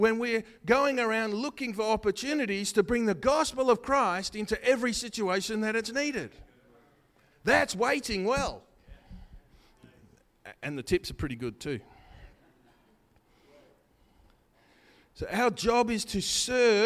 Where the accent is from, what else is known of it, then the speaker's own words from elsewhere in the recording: Australia; I'm an Aussie